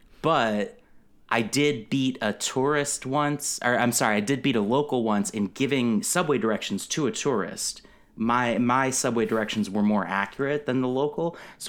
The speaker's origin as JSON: {"language": "English", "town": "New Haven", "region": "Connecticut", "country": "United States", "tie": "born or raised there", "said": "So I'm from Connecticut. I'm from, I was born in New Haven, Connecticut. It's St. Raphael's Hospital in New Haven. And most of my life I lived in, New Haven is a city in Connecticut, famous for Yale."}